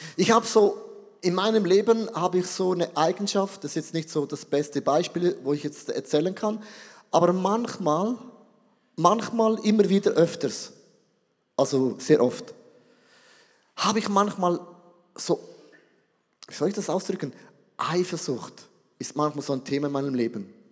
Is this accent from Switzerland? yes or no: yes; Switzerland